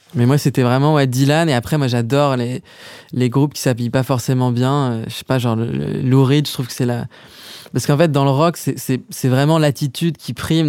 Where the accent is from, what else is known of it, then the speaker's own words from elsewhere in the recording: Paris, Île-de-France, France; géographiquement, j'ai grandi à Paris, euh, dans le 7e arrondissement